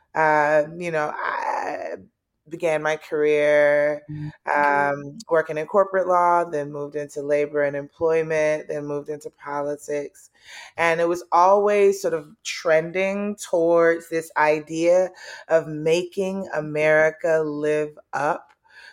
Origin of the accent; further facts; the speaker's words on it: Atlanta, Georgia, United States; also born or lived in Nigeria; I was born in Nigeria and raised in Southwest Atlanta